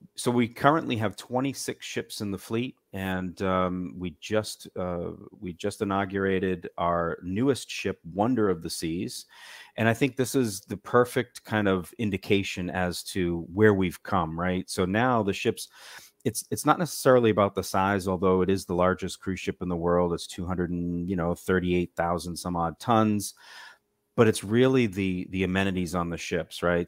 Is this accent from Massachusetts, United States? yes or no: yes; Massachusetts, United States; moved away; also born or lived in South Florida; I'm originally from Massachusetts